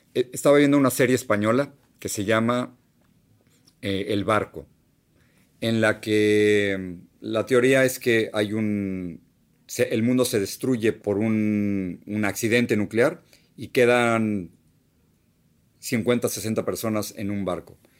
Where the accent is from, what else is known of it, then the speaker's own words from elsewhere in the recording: Mexico City, Mexico; moved away as an adult; now in United States; el único hogar que he tenido de verdad es esa casa donde yo crecí en la Ciudad de México.